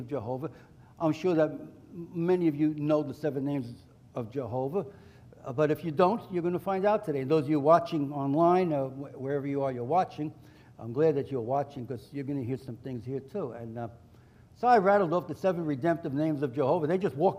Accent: New York City, New York, United States; I grew up in New York City

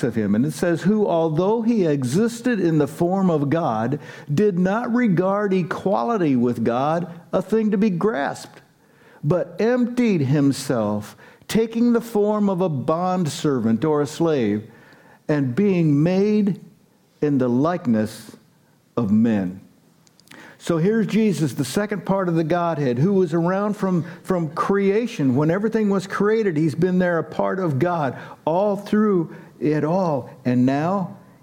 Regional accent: United States; us Americans

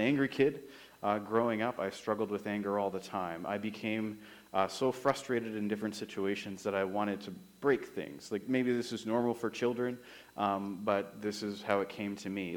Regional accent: Summerland, British Columbia, Canada; moved away as an adult; also born or lived in Regina, Saskatchewan / Kamloops / Moose Jaw, Saskatchewan / Estevan, Saskatchewan; I am from Summerland, is where I grew up.

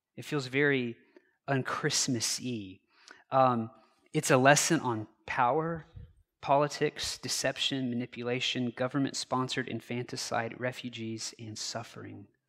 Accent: United States; I was born on Thursday morning, November third, nineteen eighty-three, at eight forty-nine A M, Wichita General Hospital

